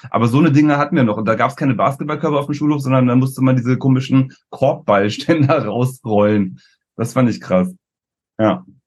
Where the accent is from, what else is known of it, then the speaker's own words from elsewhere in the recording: Berlin, Germany; wir kommen ja aus Berlin